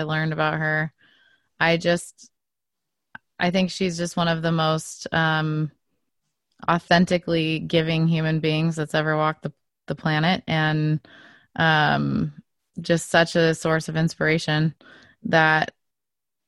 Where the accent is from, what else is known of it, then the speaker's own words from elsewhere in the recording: Oregon, United States; I was born here, but my whole family is from Switzerland. So I actually live just outside of where I grew up. Is this little, it's a little town in Oregon that was all settled by Swiss people